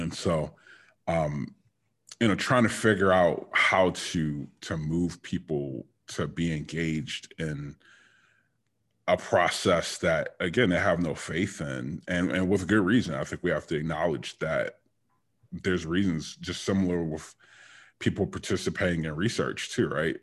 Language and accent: English; Detroit, Michigan, United States; I was born and raised in Detroit